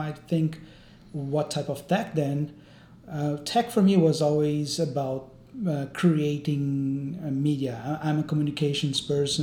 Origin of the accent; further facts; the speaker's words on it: Brazil; moved away; I'm also Brazilian